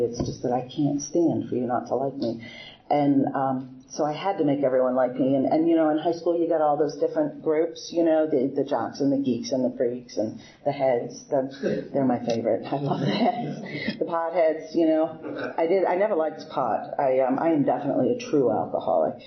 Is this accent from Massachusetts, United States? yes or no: yes; Boston, Massachusetts, United States; moved away as an adult; now in Bel Air, United States; I'm originally from Boston. I grew up in Boston my whole life there